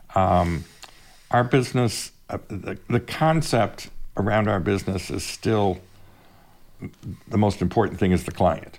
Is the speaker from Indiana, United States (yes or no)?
yes; Fort Wayne, Indiana, United States; I grew up in Fort Wayne